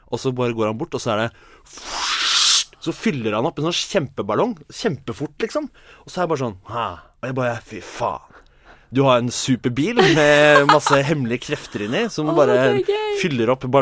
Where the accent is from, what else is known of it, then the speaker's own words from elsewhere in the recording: Jevnaker, Innlandet, Norway; Jevnaker, da, der jeg kommer fra.